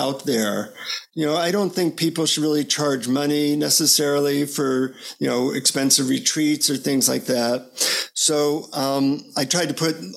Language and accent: English; United States; from the United States